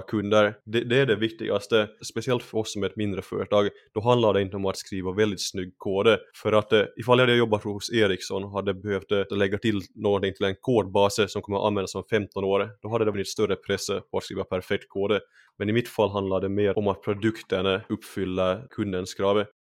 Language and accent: Swedish; Finland; first language Swedish; moved away as an adult; now in Sweden; Jag är ju finlandssvensk, så, så jag ja. har alltid pratat svenska. Och eh, det är för mm. att det är mitt modersmål